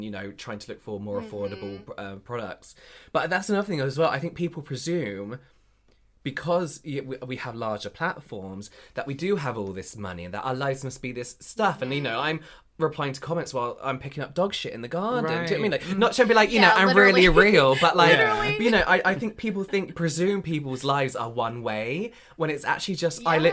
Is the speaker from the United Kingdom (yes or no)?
yes; England, United Kingdom; as English people